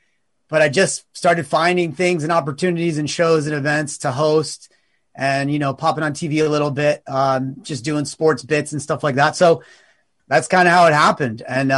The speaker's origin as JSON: {"language": "English", "region": "East Coast", "country": "United States", "also_born_or_lived": "New York City", "lives_now": "Los Angeles, United States", "said": "I've been in LA, I think maybe 6 years. So I'm originally from the East Coast, but I was in New York City before I moved here."}